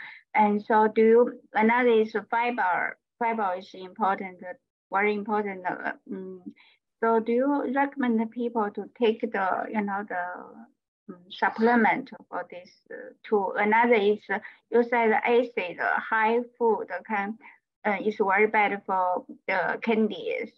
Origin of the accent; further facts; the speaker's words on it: Baltimore, Maryland, United States; Yeah, I'm from the Maryland, Baltimore.